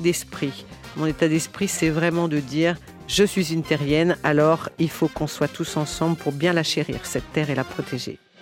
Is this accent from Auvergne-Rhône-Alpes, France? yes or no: yes; Lyon, Auvergne-Rhône-Alpes, France; je suis née euh, un jour à Lyon